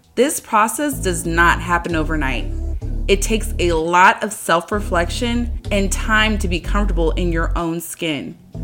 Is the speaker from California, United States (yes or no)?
yes; San Diego, California, United States; moved away as an adult; now in San Jose, United States; I moved from San Diego, my hometown, to my current home, San Jose